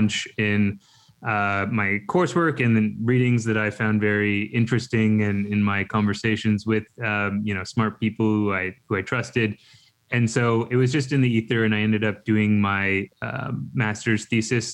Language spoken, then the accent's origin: English; Canada; I'm from Canada